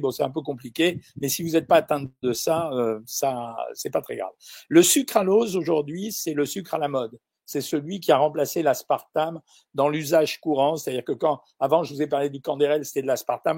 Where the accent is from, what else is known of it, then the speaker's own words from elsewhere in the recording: Algeria; moved away; je suis né en Algérie